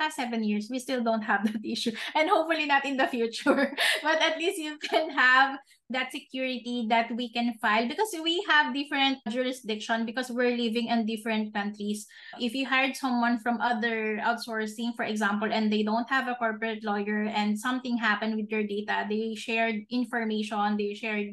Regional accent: Philippines; as a Filipino here in the Philippines

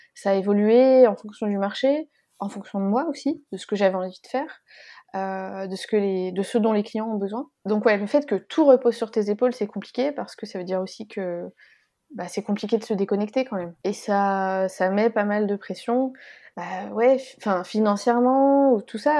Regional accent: Lyon, Auvergne-Rhône-Alpes, France; moved away as an adult; also born or lived in Paris; j'en ai profité pour redescendre euh, plutôt dans ma région natale, à Lyon

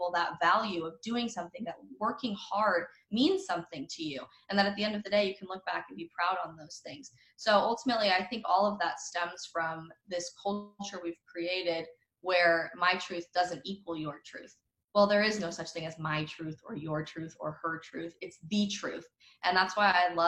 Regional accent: United States; I'm a Christian first, and then I'm an American, and then I'm a conservative

